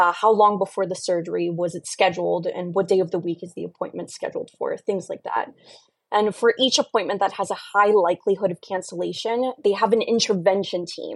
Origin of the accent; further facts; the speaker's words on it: Brazil; moved away; I love sharing case studies from my home country